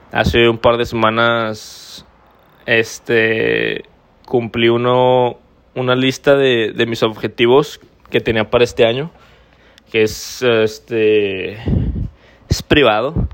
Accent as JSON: {"language": "Spanish", "country": "Mexico", "said": "Entonces, por eso te lo digo somos mexicanos, somos chingones, anímate, vente y pues a cumplir tus sueños, güey."}